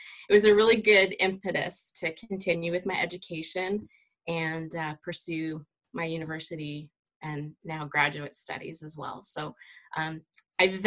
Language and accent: English; Cambridge, Ontario, Canada; also born or lived in Otterville, Ontario; I grew up in Cambridge, Ontario, about an hour west of Toronto